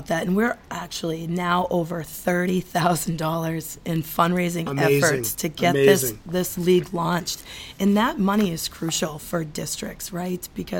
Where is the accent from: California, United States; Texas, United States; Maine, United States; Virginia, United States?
Maine, United States; Southern; we had a pond in our backyard growing up in Southern Maine.